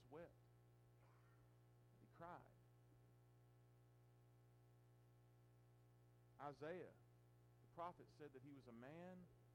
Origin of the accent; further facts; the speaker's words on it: United States; as American Christians